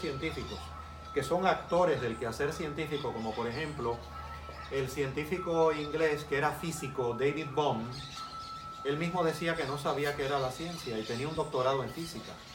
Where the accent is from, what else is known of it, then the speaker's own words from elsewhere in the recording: Puerto Rico; also born or lived in Cuba; estuve hasta los 10 años de edad en Cuba. Eh, tengo 58 años, ya soy más de Puerto Rico que de Cuba, literalmente, existencialmente y esencialmente